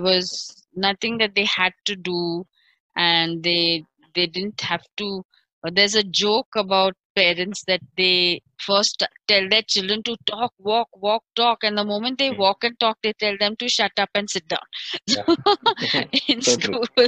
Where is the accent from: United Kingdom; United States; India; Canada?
India; Pune, Maharashtra; I grew up in Salisbury Park